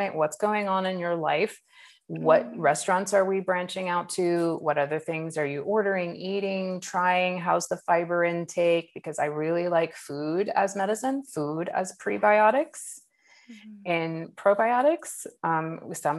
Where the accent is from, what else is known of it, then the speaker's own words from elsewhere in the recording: Southeast Alaska, United States; now in California, United States; I grew up in Southeast Alaska in a rainforest